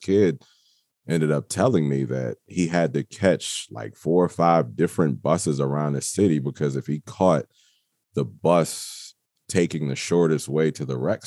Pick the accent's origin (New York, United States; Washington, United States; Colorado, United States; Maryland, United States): Maryland, United States; Waldorf; I am from Waldorf, Maryland